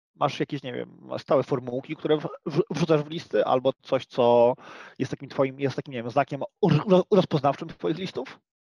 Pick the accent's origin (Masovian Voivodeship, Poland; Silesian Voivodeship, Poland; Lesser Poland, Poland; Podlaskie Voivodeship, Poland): Silesian Voivodeship, Poland; my Polacy, my Ślązacy